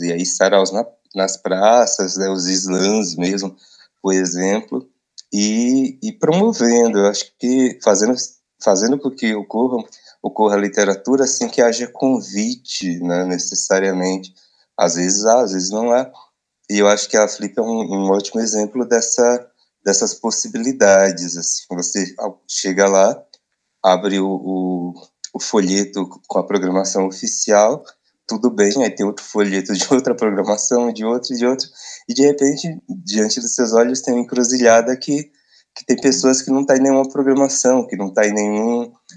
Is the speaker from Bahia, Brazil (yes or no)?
yes; Barreiro, Bahia, Brazil; moved away; also born or lived in São Paulo; minha terra natal, assim, para a roça